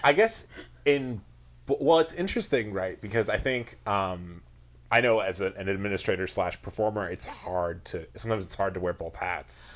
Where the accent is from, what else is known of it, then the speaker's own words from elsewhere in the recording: Long Island, New York, United States; I'm from Long Island originally